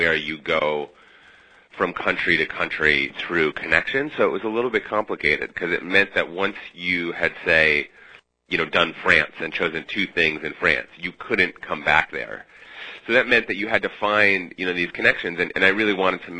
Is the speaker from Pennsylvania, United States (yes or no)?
no; Minneapolis, Minnesota, United States; moved away as an adult; also born or lived in Budapest, Hungary; now in New York, United States; I grew up in the Midwest going on crazy road trips with my parents and visiting some kind of unusual sites and spent my teenage years in Minneapolis